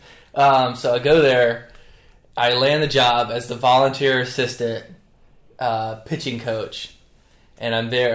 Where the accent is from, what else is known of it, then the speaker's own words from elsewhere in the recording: North Carolina, United States; now in Charleston, United States; I grew up in North Carolina, the better of the Carolinas